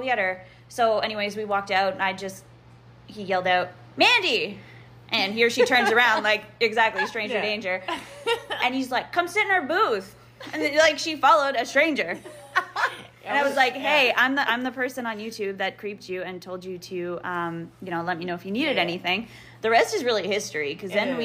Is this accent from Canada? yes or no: yes; Canada; I'm Canadian